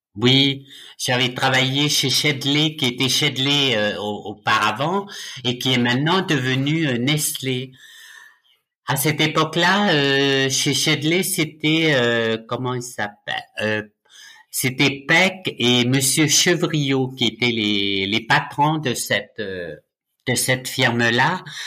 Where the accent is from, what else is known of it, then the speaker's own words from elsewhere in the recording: Nouméa, South Province, New Caledonia; moved away as an adult; also born or lived in Ducos, New Caledonia; now in France; Je suis né en Nouvelle-Calédonie euh, le 30 juillet 1962 à Ducos. Par contre, j'ai grandi à la rivière Salée